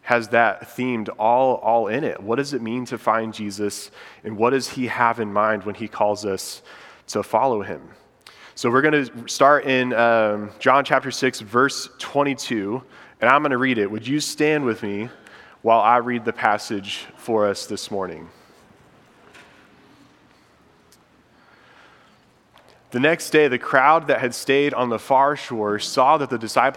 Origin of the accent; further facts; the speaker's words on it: Indiana, United States; moved away as an adult; now in Charlotte, United States; because I'm from Indiana